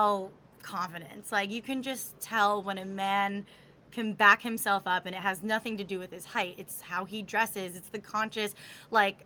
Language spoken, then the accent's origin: English; Florida, United States; I'm from Florida